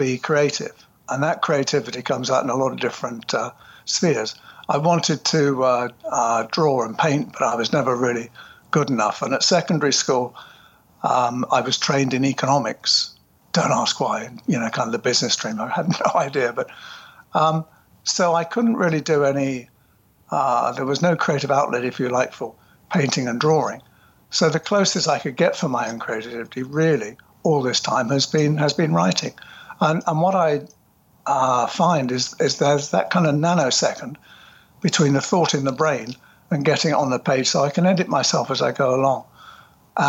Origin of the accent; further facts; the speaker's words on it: United Kingdom; now in London, United Kingdom; a small village north of London. Population, when I lived there, was about, I think we were proud when it made 1,000 people.